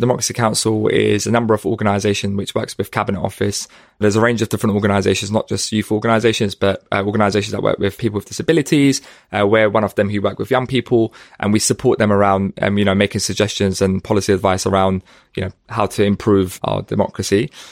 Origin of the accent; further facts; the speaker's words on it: London, United Kingdom; I grew up in Hackney